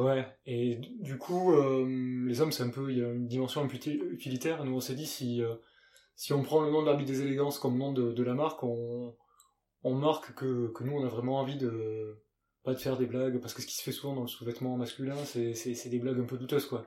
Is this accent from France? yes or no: yes; Gers, Occitania, France; moved away; also born or lived in United Kingdom; je suis né dans le Gers, dans le sud-ouest. Ça s'entend sûrement un petit peu.